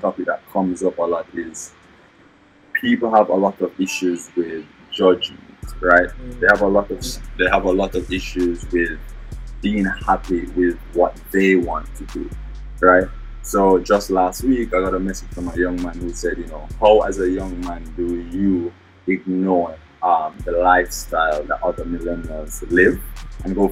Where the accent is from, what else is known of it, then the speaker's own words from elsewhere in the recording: Kingston, Jamaica; accent: Jamaican; now in North Carolina, United States; I come from Kingston, Jamaica. Now I live in the United States. I'm in North Carolina at the moment